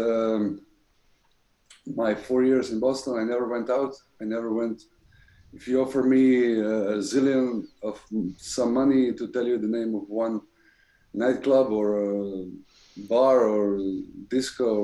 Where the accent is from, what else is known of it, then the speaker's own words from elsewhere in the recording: Croatia; moved away as an adult; also born or lived in Rome; we made a deal to stay one more year in my hometown